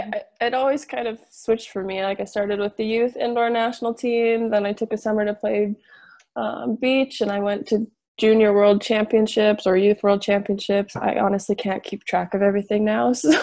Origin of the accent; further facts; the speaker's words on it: Victoria, British Columbia, Canada; now in Toronto, Canada; I'm from Victoria, so I'm from the west coast of Canada, for those of you that might know where that is. But I'm currently living in Toronto now.